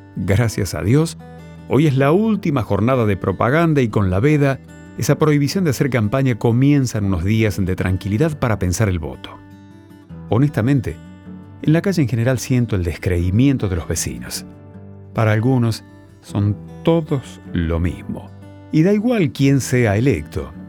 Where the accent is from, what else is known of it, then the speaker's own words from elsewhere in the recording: Argentina; somos la Argentina